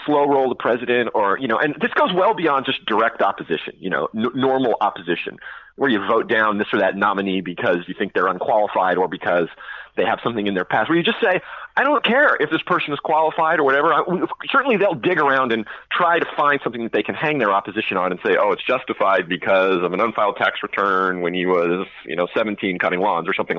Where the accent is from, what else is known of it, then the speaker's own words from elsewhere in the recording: California, United States; my home state of California